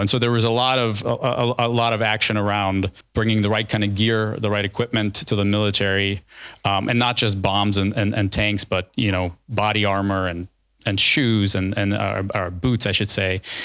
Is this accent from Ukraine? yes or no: yes; Lviv, Lviv Oblast, Ukraine; also born or lived in New York / Washington, District of Columbia, United States / California; now in Chicago, United States; I was born in Lviv. Uh, I went to school number five